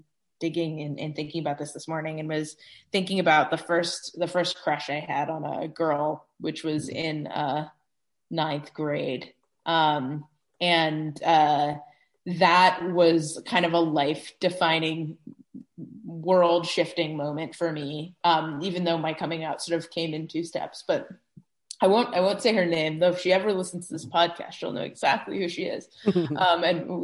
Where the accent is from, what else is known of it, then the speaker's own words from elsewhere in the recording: New York City, New York, United States; I grew up in New York City